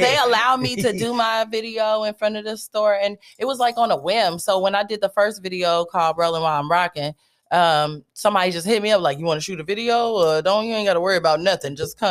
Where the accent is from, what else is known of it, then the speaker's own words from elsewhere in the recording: Stockton, California, United States; also born or lived in Germany; and raised, but you know, my dad was a military dad, so I spent a little time living overseas.